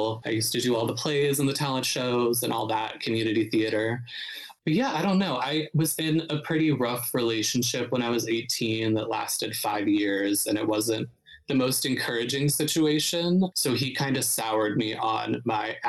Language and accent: English; Youngstown, Ohio, United States; moved away as an adult; now in New York City, United States; I'm from Northeast Ohio. So I'm from a smaller city called Youngstown, which is like about an hour south of Cleveland.